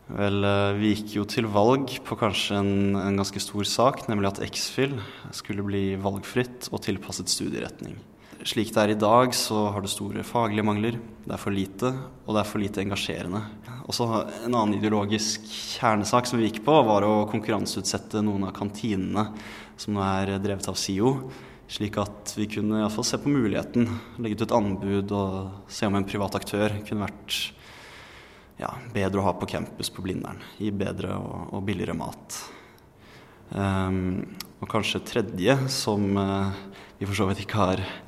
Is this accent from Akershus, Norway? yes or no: yes; Bærum, Akershus, Norway; now in Oslo, Norway; hjemstedet mitt og der jeg har vokst opp